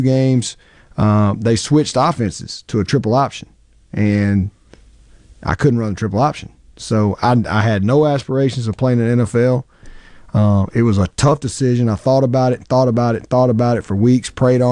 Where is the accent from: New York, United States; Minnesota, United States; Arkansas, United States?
Arkansas, United States; now in Mississippi, United States; I grew up in Arkansas.